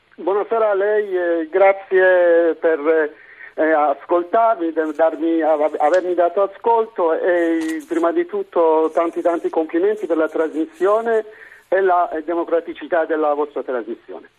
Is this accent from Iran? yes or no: yes; Iran; Italian is a second language; moved away as an adult; now in Italy; Sono venuto qui per studiare e non ho potuto più tornare nel mio paese